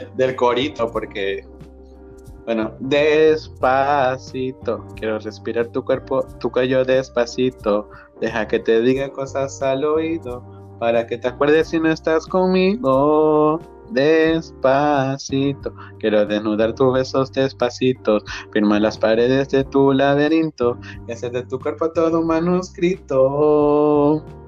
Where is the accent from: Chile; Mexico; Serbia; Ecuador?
Ecuador; soy de Ecuador